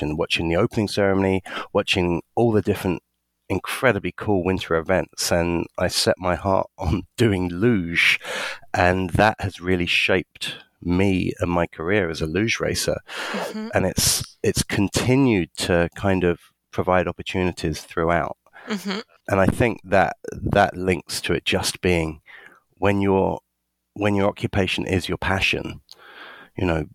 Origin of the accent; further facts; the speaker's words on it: London, United Kingdom; I was born in London in the UK